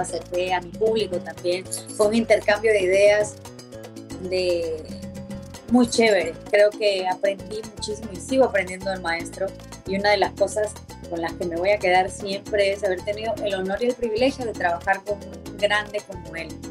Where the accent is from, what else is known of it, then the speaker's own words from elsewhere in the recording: Peru; Siempre nosotros hemos tenido nuestra música peruana, nuestro folclore peruano y nos hemos identificado mucho con eso. La, la cumbia ha sido eh, en mi país